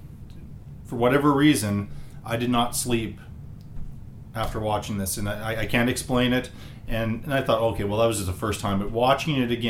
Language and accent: English; Canada; as being Canadian